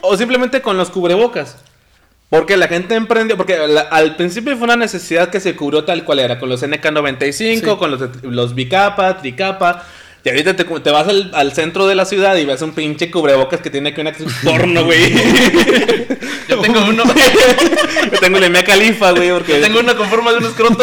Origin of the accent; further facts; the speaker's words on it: Mexico; somos mexicanos hasta el tope